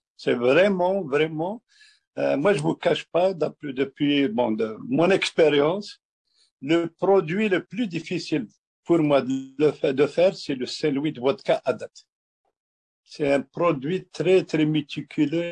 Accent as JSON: {"language": "French", "region": "Kabylie", "country": "Algeria", "moved": "yes", "lives_now": "Quebec, Canada", "said": "je suis un berbère algérien. Je suis vraiment un berbère algérien, oui. Je viens d'Algérie, de, de la Kabylie"}